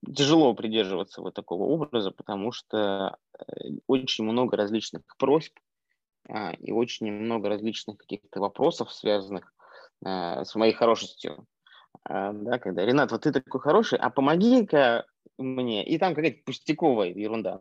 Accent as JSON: {"language": "Russian", "area": "Yakutia", "region": "Sakha Republic", "country": "Russia", "tie": "born or raised there", "also_born_or_lived": "Moscow", "moved": "yes", "said": "я родился в Якутии"}